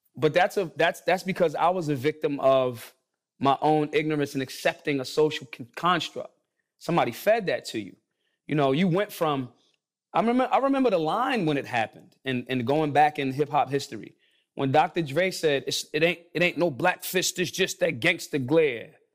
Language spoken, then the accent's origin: English; Philadelphia, Pennsylvania, United States; I'm from Philly